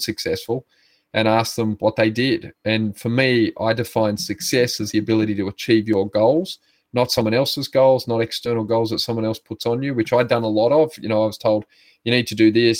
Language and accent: English; Sydney, New South Wales, Australia; I grew up in Sydney, family of 8 boys